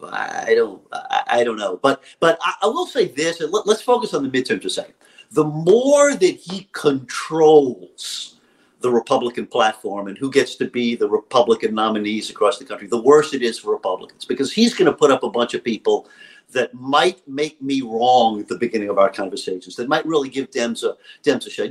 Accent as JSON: {"language": "English", "region": "Louisiana", "country": "United States", "tie": "born or raised there", "said": "my home state of Louisiana"}